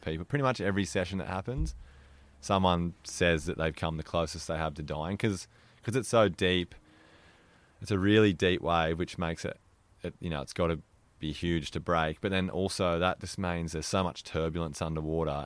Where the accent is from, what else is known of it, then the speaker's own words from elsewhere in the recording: Mollymook, New South Wales, Australia; I grew up in Mollymook, which is, yeah, where we're sitting